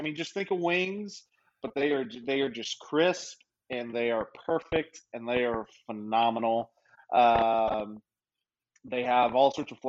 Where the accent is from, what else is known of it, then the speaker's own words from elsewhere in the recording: Louisiana, United States; I lived in Memphis. I'm from Louisiana.